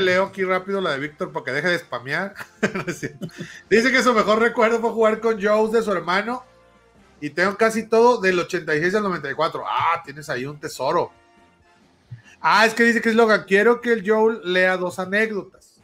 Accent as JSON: {"language": "Spanish", "region": "Oaxaca", "country": "Mexico", "moved": "yes", "lives_now": "Saltillo, Mexico", "said": "yo soy de Oaxaca y vivo en Saltillo"}